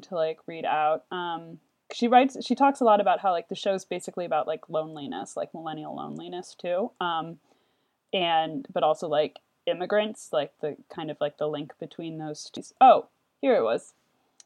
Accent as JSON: {"language": "English", "region": "Ohio", "country": "United States", "accent": "Ohio", "said": "my Ohio accent"}